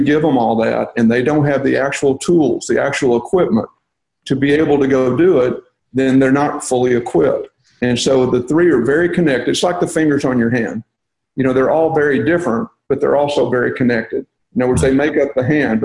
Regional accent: Texas, United States; I'm from Texas

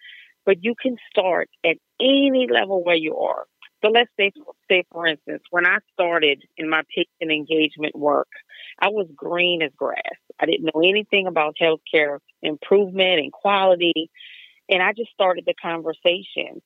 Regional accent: Deep South, United States; I'm from the Deep South.

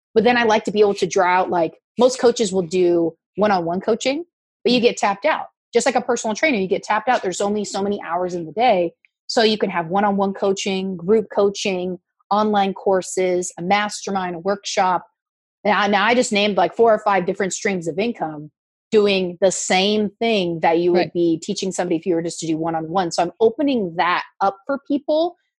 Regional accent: Oregon, United States; moved away as an adult; also born or lived in Newport Beach, California / Eastern Washington; now in Orange County, United States; I was born in Newport Beach um, lived in, grew up in Oregon, uh, did news in Oregon and in Eastern Washington.

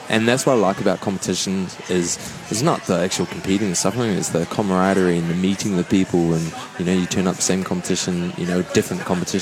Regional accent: New Zealand; New Zealand

